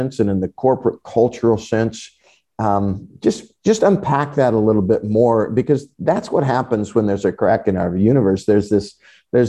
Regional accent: United States; evangelical American Christians

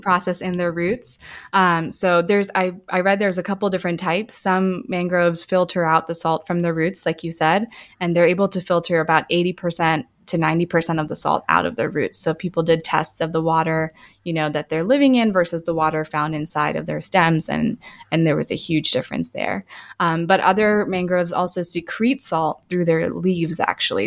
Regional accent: Tampa, Florida, United States; also born or lived in India; I grew up in the Tampa area

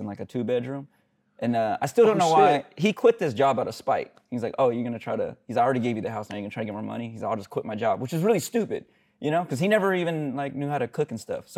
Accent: Sacramento, California, United States; Sacramento. Went to Natomas High School

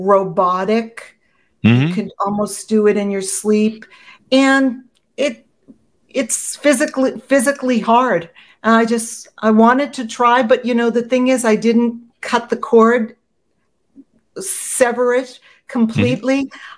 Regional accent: Boston, Massachusetts, United States; accent: Boston; because I'm from Boston and I pack my car, so I had a very strong Boston accent

